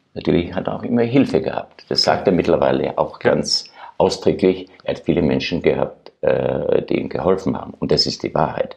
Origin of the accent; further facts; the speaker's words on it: Austria; moved away; also born or lived in Germany; als Österreicher in Deutschland